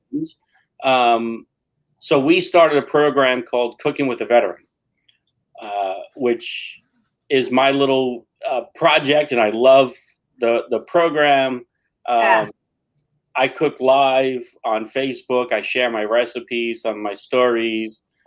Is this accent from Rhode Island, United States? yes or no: no; New York City, New York, United States; now in Patchogue, United States; I grew up in New York City